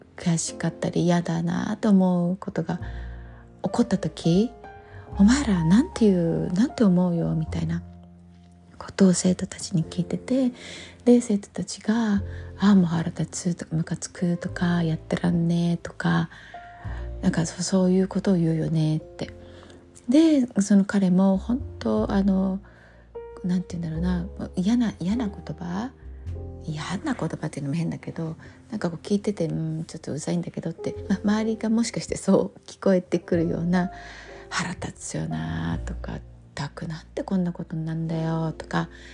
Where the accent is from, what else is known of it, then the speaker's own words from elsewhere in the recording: Japan; 日本人に生まれて